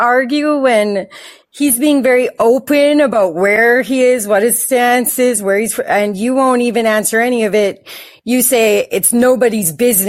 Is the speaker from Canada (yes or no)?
yes; Canada; because I'm from Canada